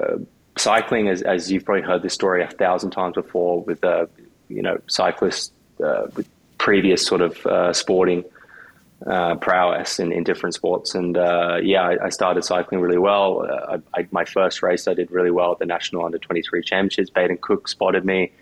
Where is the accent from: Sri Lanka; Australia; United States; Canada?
Australia; Noosa, Queensland; also born or lived in Dumfries, Scotland; now in Spain; I grew up in Noosa, Queensland